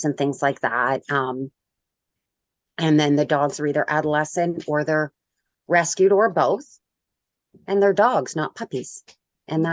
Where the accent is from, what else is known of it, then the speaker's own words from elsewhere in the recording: Canada; I'm Canadian